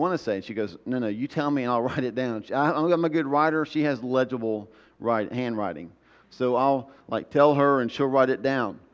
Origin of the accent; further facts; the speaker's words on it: the South, United States; I grew up in the South